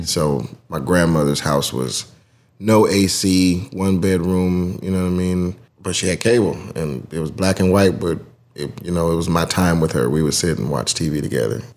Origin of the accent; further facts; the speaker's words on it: College Park, Georgia, United States; I'm from Atlanta. Grew up in College Park, like where the airport is